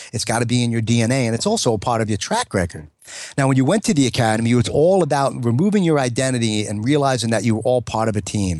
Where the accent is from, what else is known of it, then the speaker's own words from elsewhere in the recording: New York, United States; I'm a New Yorker